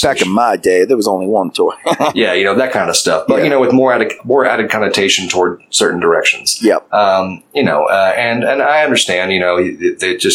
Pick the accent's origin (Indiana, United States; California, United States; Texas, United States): Texas, United States; Fort Worth; you got to understand, like, we're from Fort Worth.